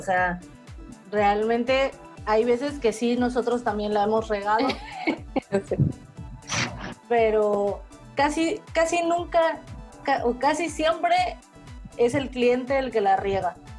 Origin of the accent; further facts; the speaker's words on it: Veracruz, Mexico; aquí en Veracruz, porque creo que nunca lo hemos mencionado, somos del puerto de Veracruz